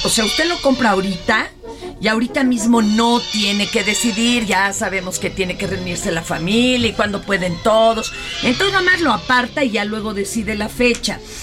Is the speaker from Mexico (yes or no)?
yes; Mexico; somos mexicanos